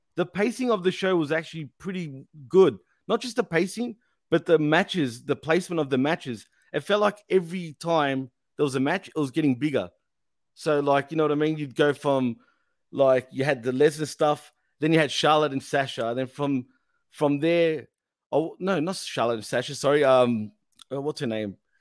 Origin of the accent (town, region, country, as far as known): Australia; accent: Aussie